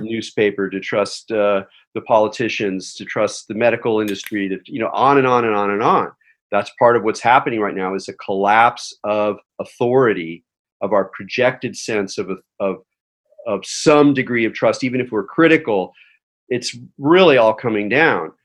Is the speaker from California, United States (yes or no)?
yes; Southern California, United States; I grew up in Southern California